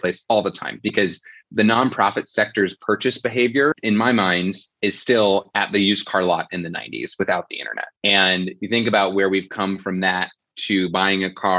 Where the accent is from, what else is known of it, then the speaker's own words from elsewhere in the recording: Fort Wayne, Indiana, United States; also born or lived in Philadelphia; now in New York City, United States; Fort Wayne, Indiana, my hometown, New York City, my adopted town